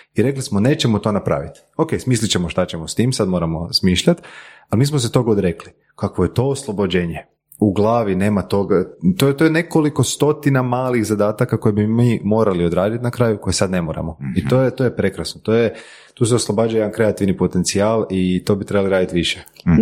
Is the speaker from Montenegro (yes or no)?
no; Croatia; nakon tog se vratiti u Hrvatsku. Jer ipak ovo je dom